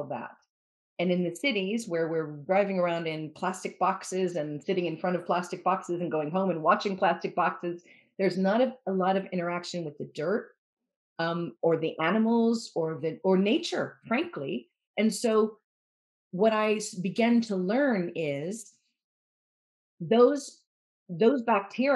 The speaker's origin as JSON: {"language": "English", "country": "United States", "moved": "yes", "lives_now": "Wales, United Kingdom", "said": "I'm American, I'm a journalist"}